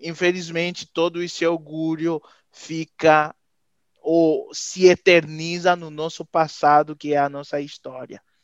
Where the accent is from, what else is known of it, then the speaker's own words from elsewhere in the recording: Haiti; Portuguese is a second language; also born or lived in Venezuela / Dominican Republic; now in Brazil; eu saí do Haiti em 2009, faz 12 anos mas desses 12 anos eu estou fazendo sete aqui no Brasil. Eu morei uns quatro na Venezuela e um ano na República Dominicana